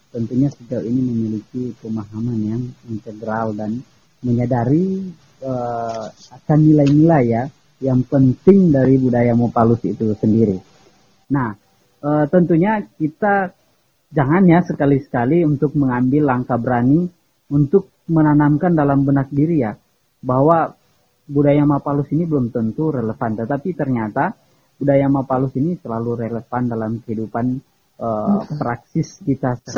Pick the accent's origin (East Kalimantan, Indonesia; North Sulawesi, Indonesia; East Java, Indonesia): North Sulawesi, Indonesia; Kakas; Asal saya dari Minahasa, khususnya Desa Kakas.